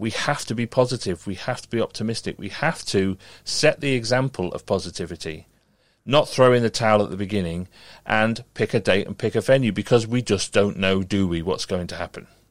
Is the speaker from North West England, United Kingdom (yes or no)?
yes; Merseyside, North West England, United Kingdom; I grew up on Merseyside